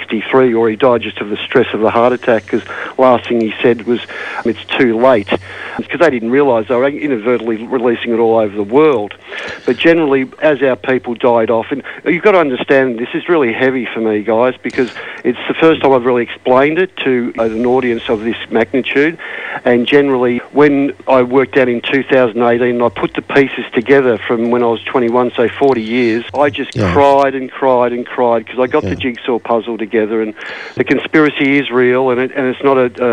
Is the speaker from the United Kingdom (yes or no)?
no; Australia; the main population of my people, the Australians on the eastern side